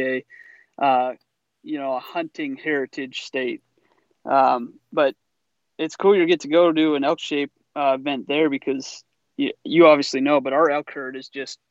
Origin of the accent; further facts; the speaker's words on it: Pennsylvania, United States; moved away as an adult; now in Midwest, United States; I'm from Pennsylvania originally, so we grew up Pennsylvania mountain hunting